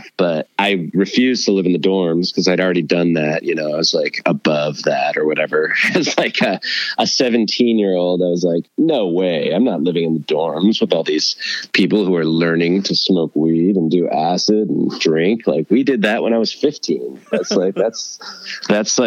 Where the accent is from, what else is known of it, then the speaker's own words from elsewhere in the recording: Owatonna, Minnesota, United States; I grew up in a town called Owatonna, which is an hour south of Minneapolis. And I was there till I was about 15